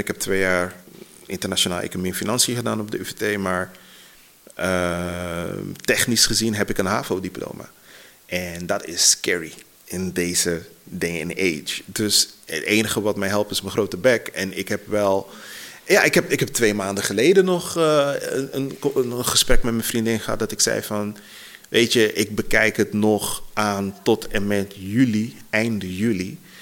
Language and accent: Dutch; Suriname; now in Netherlands; ik ben opgegroeid in Suriname voor een deel